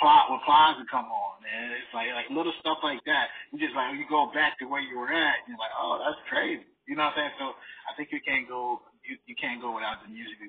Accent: North Carolina, United States; I'm from North Carolina

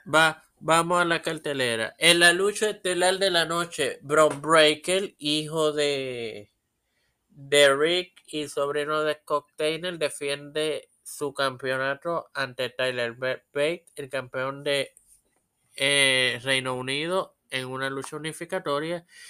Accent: Trujillo Alto, Puerto Rico; yo soy de Trujillo Alto.

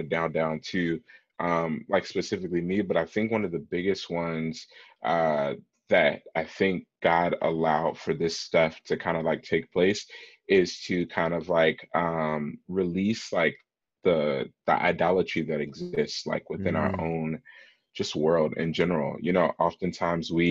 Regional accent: Chicago, Illinois, United States; I grew up here in Chicago, born and raised Southside all my life.

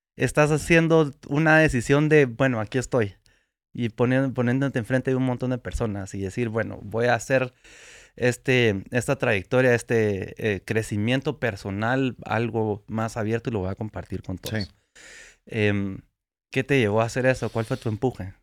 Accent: Guatemala; como guatemaltecos

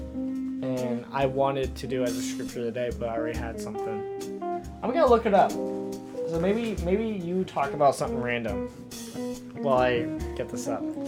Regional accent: United States; people ask if I'm American, like I hate saying yes

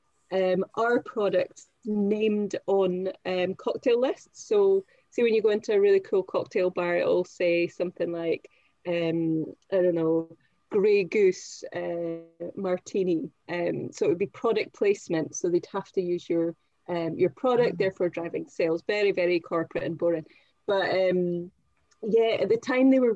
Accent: Perth, Scotland, United Kingdom; moved away as an adult; also born or lived in Greenock / Aberdeen; now in London, United Kingdom; I was born in Greenock, which is close to Glasgow, but I grew up in a place called Perth, which is close to Edinburgh.

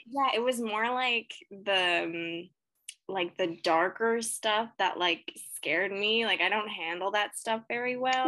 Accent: Canada; I'm Canadian

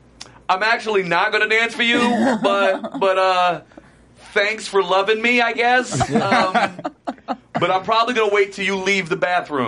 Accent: Trinidad & Tobago; I'm telling you, I'm not Dominican. No disrespect to the Dominican people. Y'all are great. I've been to the Dominican Republic. I love it. But I'm from Trinid

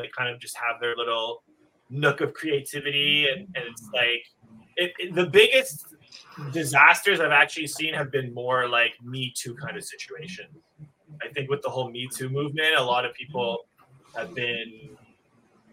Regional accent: Montreal, Quebec, Canada; I'm from Montreal

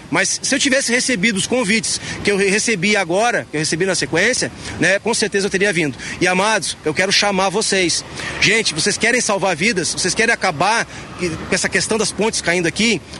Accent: Canoas, Rio Grande do Sul, Brazil; moved away as an adult; now in Florianópolis, Brazil; de morar em Florianópolis. Eu escolhi Floripa para ser minha casa. Mas eu sou natural do Rio Grande do Sul, nasci em Canoas, minha família é de Santo Antônio da Patrulha, né, interior do Rio Grande do Sul.

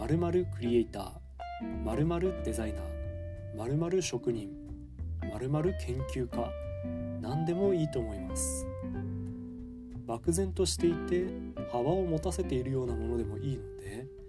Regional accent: Fukushima, Japan; moved away as an adult; now in Takayama, Japan; 7月1日からは地元福島で頑張っていきたいと思います

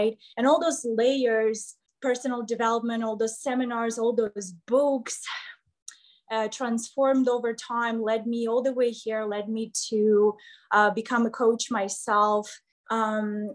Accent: Kryvyi Rih, Dnipropetrovsk Oblast, Ukraine; English is a second language; moved away as an adult; also born or lived in Kyiv, Ukraine / Texas, United States; now in Las Vegas, United States; I left my home when I was about 15 years old. I started living on the other side of town because I'm from Krivoy Rog

